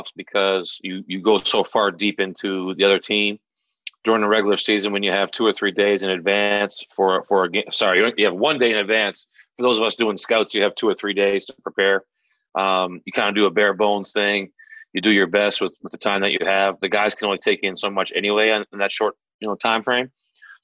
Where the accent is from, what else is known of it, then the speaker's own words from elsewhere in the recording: Prince Edward Island, Canada; now in Boston, United States; I'm from Prince Edward Island, Canada